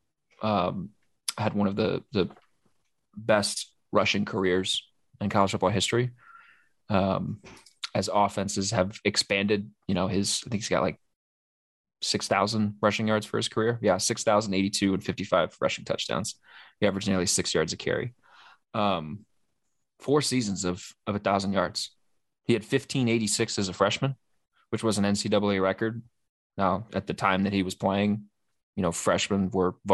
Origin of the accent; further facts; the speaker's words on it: Oklahoma, United States; growing up in Oklahoma, I read about Jim Thorpe a ton when I was a kid